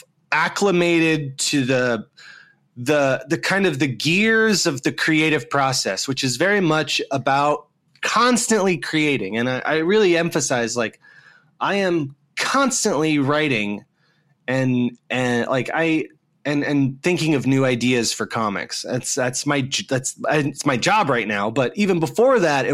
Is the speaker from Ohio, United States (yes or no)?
yes; Dayton, Ohio, United States; I grew up in the Midwest here in the United States, in this small town called Dayton, Ohio